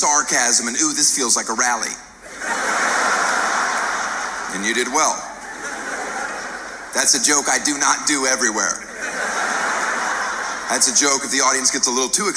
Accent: United States; I'm American

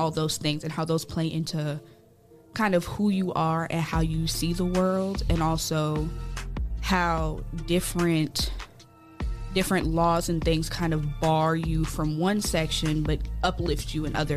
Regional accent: Columbus, Ohio, United States; also born or lived in Bowling Green, Ohio; I'm born and raised in Columbus, Ohio. Moved out in the greater Toledo area, Bowling Green area, for school

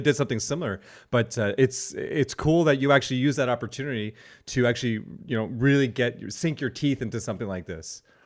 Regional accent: Cornwall, Ontario, Canada; I'm from Cornwall

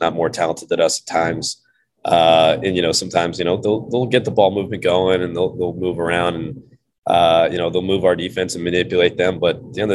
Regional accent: the South, United States; moved away as an adult; I'm from the South.

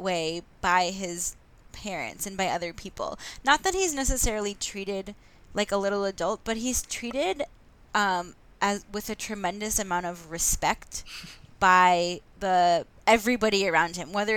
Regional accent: West Orange, New Jersey, United States; I'm from New Jersey, because they shot a lot of it in South Orange, and I'm from West Orange

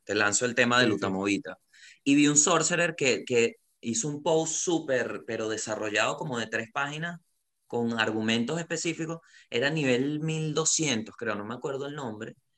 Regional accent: Venezuela; moved away as an adult; now in Santiago, Chile; soy comediante de Venezuela

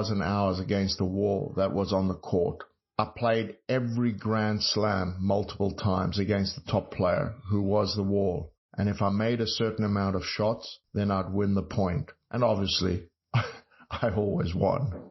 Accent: South Africa; moved away as an adult; also born or lived in Texas; growing up in South Africa

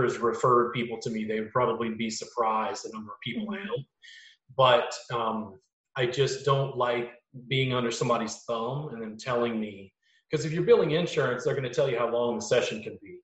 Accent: Louisiana, United States; now in Austin, United States; growing up in Louisiana and now living in Austin

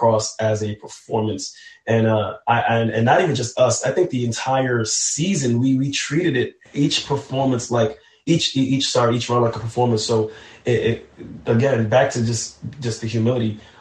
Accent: New York City, New York, United States; though I'm from New York City, I'm born of Haitian descent

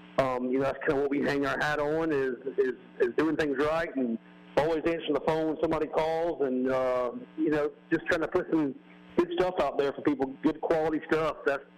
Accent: Mobile, Alabama, United States; Yeah, we're right here in Mobile, and, you know, we're proud to say we're from Mobile.

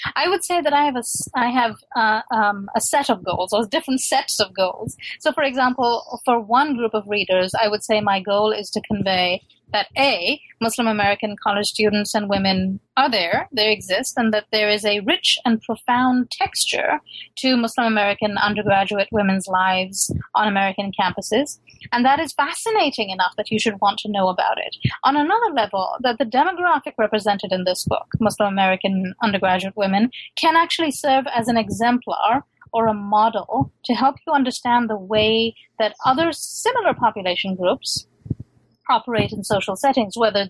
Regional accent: London, United Kingdom; born there; I'm a true immigrant. I was born in London, but my parents were one of those Pakistanis who decided not to stay in the West.

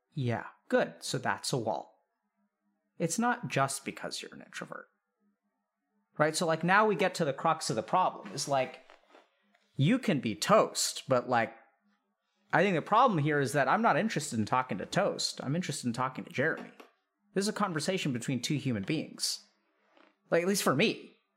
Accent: India; I'm Indian

